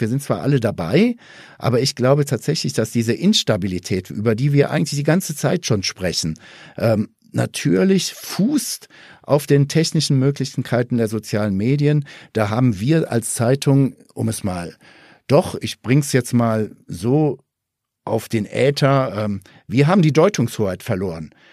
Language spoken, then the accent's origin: German; Ruhr area, North Rhine-Westphalia, Germany; moved away; Jetzt komme ich ja auch ursprünglich aus dem Ruhrgebiet